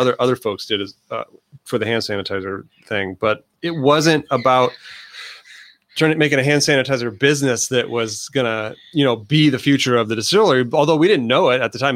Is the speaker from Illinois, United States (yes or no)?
no; northern Indiana, United States; moved away as an adult; now in Santa Ana, United States; I'm a transplant from Indiana, um, northern Indiana